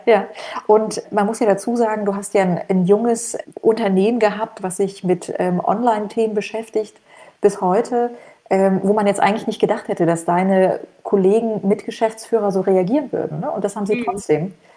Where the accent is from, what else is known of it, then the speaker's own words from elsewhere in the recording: East Germany, Germany; now in Frankfurt, Germany; ich komme ja auch aus dem Osten